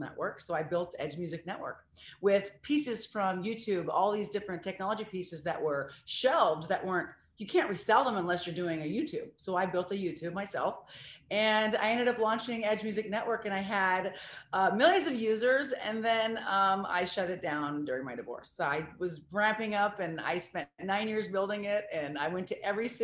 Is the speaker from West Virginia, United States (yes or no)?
no; Missouri, United States; moved away; also born or lived in Seattle; I was born in Missouri